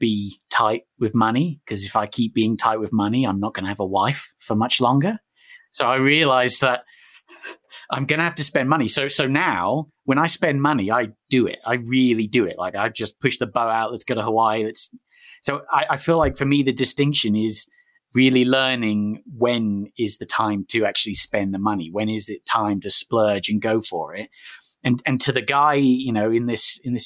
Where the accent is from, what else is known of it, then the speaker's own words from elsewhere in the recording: United Kingdom; I'm British